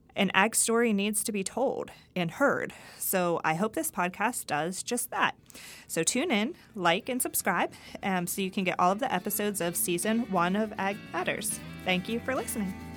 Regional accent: Greensburg, Pennsylvania, United States; moved away as an adult; also born or lived in Ohio / Kentucky; now in Mississippi, United States; I'm originally from Greensburg, Pennsylvania

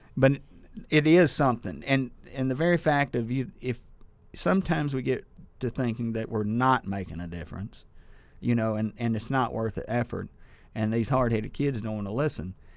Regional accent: Sturgis, Mississippi, United States; also born or lived in Ackerman / Starkville; I was born in Ackerman and raised in Sturgis and wound up in Starkville

